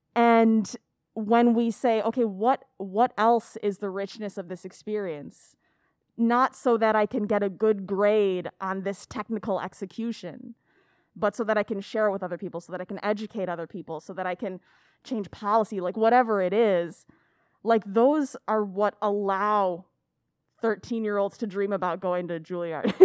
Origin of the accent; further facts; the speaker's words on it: Aurora, Illinois, United States; also born or lived in Elgin; I grew up in Aurora